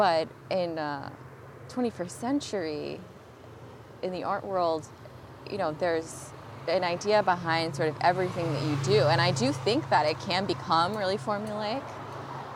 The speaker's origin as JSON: {"language": "English", "region": "Rhode Island", "country": "United States", "tie": "born or raised there", "moved": "as an adult", "lives_now": "California, United States", "said": "growing up in Rhode Island is kind of like a small town."}